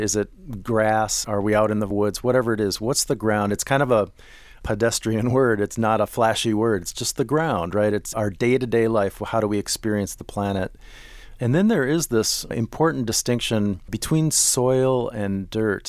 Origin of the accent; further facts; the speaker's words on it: Minneapolis, Minnesota, United States; I grew up in Minneapolis